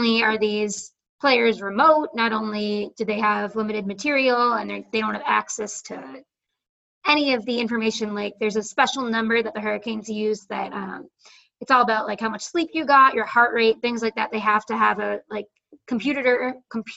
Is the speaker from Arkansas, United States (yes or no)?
no; Boston, Massachusetts, United States; I'm just from Boston